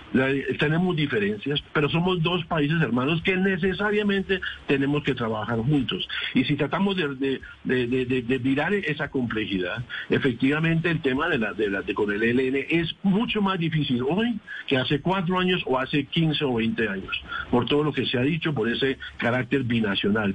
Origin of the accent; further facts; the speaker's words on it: Colombia; como colombiano